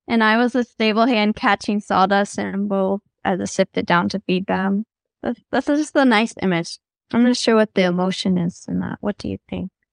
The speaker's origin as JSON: {"language": "English", "region": "the South", "country": "United States", "tie": "born or raised there", "said": "I grew up in the South"}